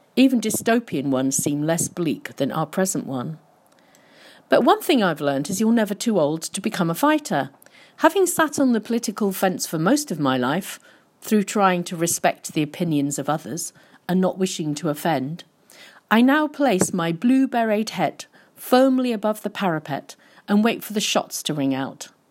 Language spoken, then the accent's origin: English; London, United Kingdom; I was born in Brixton in nineteen fifty-five, and some of our neighbours were part of the Windrush generation